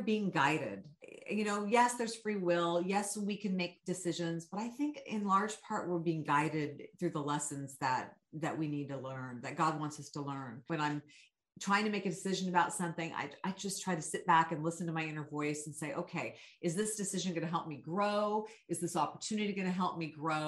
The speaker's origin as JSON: {"language": "English", "town": "Sacramento", "region": "California", "country": "United States", "tie": "born or raised there", "said": "my hometown"}